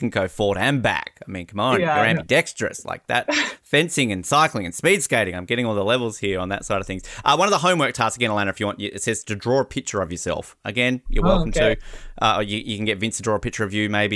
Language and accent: English; Australia; as an Australian kid